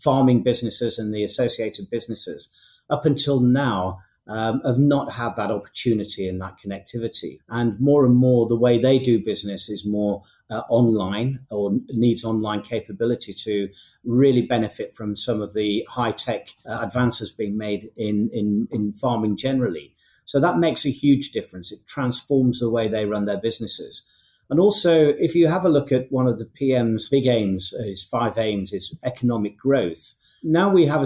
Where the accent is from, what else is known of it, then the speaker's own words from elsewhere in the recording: Yorkshire and the Humber, United Kingdom; I'm from North Yorkshire, and in my little village in North Yorkshire